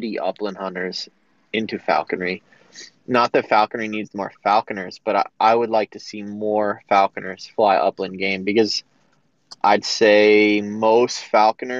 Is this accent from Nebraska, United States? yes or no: no; Massachusetts, United States; I grew up in Massachusetts, mostly deer and turkey hunting